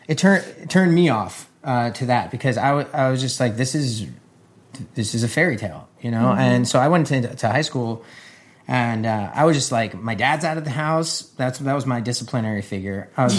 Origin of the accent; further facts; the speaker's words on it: New Jersey, United States; moved away; I grew up in New Jersey as well, just 20 minutes away from where she grew up